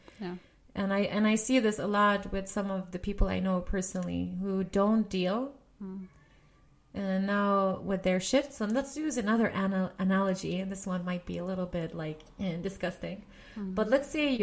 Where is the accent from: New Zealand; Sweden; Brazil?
Sweden; also born or lived in Lebanon; I'm born in Lebanon, but I grew up in Sweden.